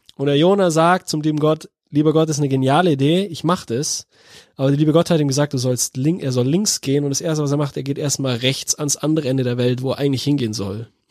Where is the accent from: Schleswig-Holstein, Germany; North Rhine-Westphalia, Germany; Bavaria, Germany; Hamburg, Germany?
Bavaria, Germany; moved away as an adult; now in Cologne, Germany; als Bayer